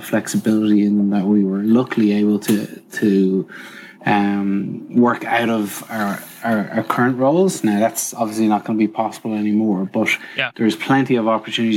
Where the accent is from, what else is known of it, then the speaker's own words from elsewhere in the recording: Trim, County Meath, Ireland; moved away; I'm from Ireland, across the water, and I grew up in a small town called Trim.